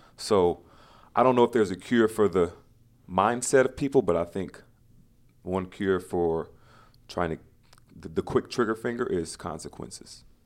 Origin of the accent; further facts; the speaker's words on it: Louisiana, United States; being a black man in America and growing up in Louisiana